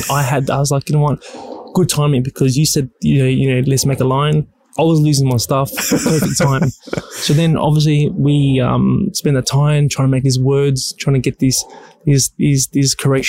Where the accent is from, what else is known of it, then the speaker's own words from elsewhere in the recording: Cheltenham, Australia; I was raised in Cheltenham.